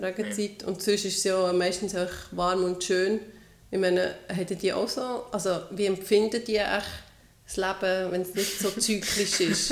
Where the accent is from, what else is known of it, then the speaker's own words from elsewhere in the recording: Switzerland; Bei uns in der Schweiz